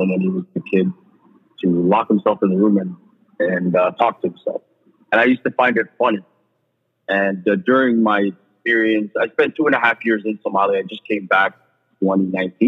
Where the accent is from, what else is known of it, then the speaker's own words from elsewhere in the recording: Toronto, Ontario, Canada; I grew up in Toronto.